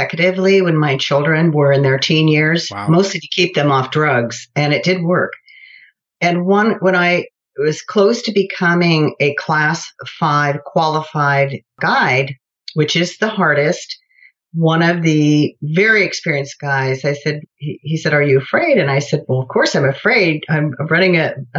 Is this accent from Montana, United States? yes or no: no; Los Angeles, California, United States; I grew up near Van Nuys, California